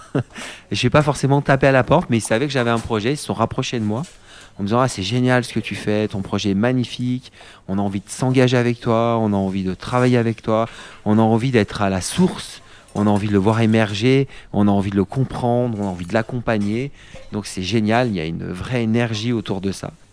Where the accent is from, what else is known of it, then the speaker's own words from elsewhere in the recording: Vercors, near Grenoble, Auvergne-Rhône-Alpes, France; je suis né à Grenoble et j'ai grandi non loin d'ici dans le Vercors